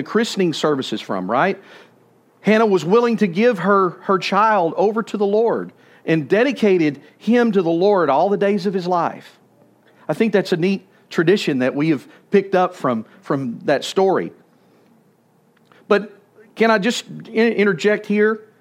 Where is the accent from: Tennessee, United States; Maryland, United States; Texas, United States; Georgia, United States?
Texas, United States; Malakoff; now in Brenham, United States; where I grew up in Malakoff